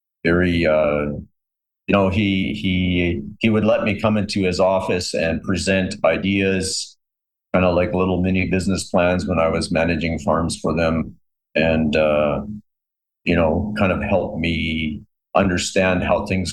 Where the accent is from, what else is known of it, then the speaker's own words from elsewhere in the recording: Canada; I'm Canadian